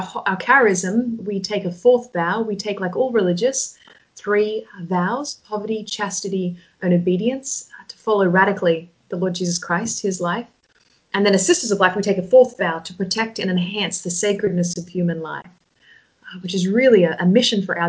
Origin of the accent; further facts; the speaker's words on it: Sydney, New South Wales, Australia; moved away as an adult; also born or lived in New York, United States; now in Toronto, Canada; I grew up on the east coast of Australia on a beach there. A lot of people might know it. It's called Manly Beach.